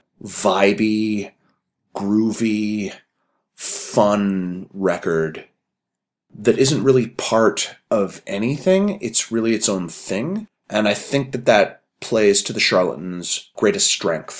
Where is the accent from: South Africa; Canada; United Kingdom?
Canada; Calgary, Alberta; I'm from Calgary